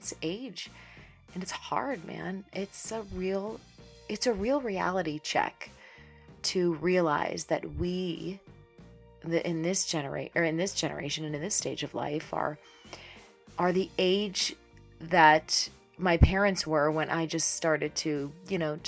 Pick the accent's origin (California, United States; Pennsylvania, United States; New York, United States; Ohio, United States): Pennsylvania, United States; Pittsburgh; moved away as an adult; We go back home to my hometown with the kids every summer